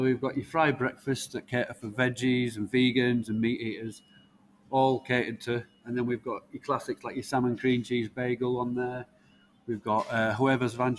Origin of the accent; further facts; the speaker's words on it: Leeds, Yorkshire and the Humber, United Kingdom; I was born in Leeds, 1985